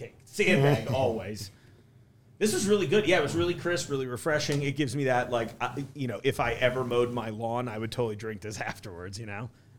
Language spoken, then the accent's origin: English; East Coast, United States; now in Hamilton, United States; growing up on the East Coast